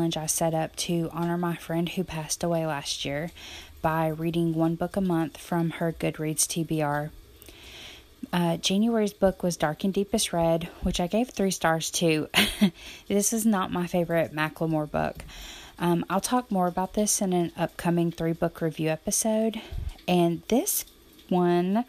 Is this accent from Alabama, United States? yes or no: yes; Alabama, United States; I'm from Alabama